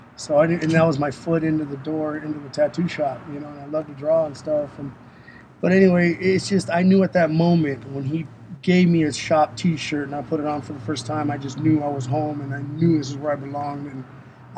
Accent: San Diego, California, United States; also born or lived in National City, California; I was born and raised in San Diego, California

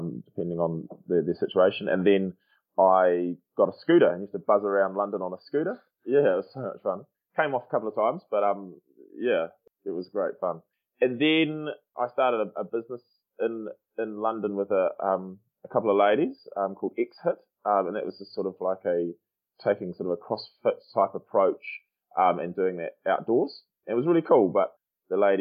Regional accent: Timaru, Canterbury, New Zealand; moved away as an adult; also born or lived in Dunedin / Wellington; I'm born and bred in Timaru, South Island, 2 hours south of Christchurch there on the east coast of South Island.

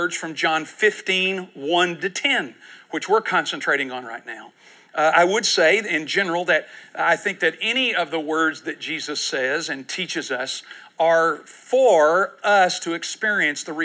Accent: Houston, Texas, United States; I'm from Houston.

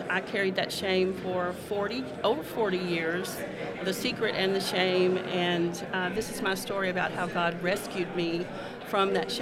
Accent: North Little Rock, Arkansas, United States; moved away as an adult; I was born and raised in North Little Rock

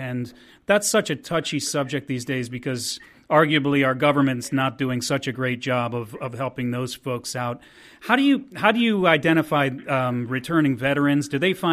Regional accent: New York, United States; moved away as an adult; now in Philadelphia, United States; I'm born and raised in New York, but I live in Philadelphia now

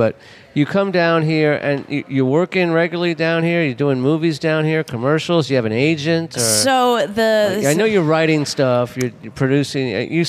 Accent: Los Angeles, California, United States; moved away as an adult; now in New Orleans, United States; When I moved down here in 2000, I signed up with them because I'm from Los Angeles.

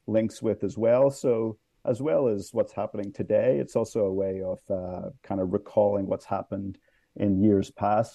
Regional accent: Ireland; now in Washington, D.C., United States; I'm from Ireland originally

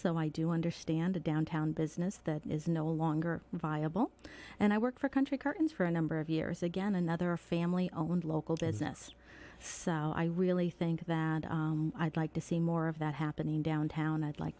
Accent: Richmond, Massachusetts, United States; As mentioned, I was born and raised here in Berkshire County. I grew up in Richmond as part of what would be considered Old Richmond, given the fact that my parents live there.

